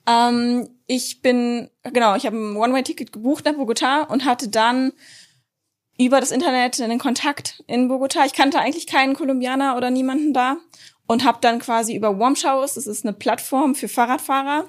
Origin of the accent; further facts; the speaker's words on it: Lower Saxony, Germany; ich komme aus Niedersachsen, wir haben den Harz